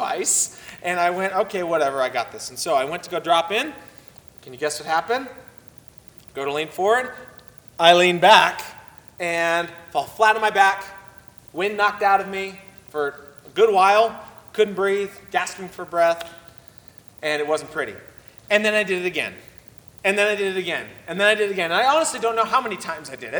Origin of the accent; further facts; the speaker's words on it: Oceanside, California, United States; moved away; I grew up partially in Southern California. I lived in Oceanside, California for about 5 years